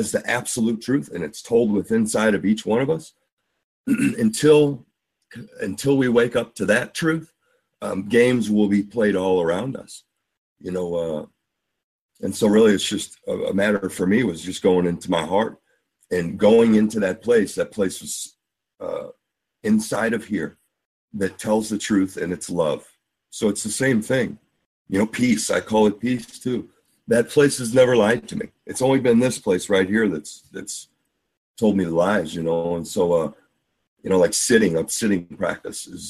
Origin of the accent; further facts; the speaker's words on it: St. Louis, Missouri, United States; I'm from St. Louis